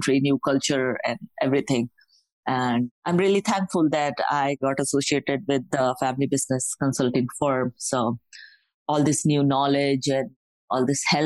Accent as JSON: {"language": "English", "country": "India", "tie": "born or raised there", "said": "I was born and brought up in India"}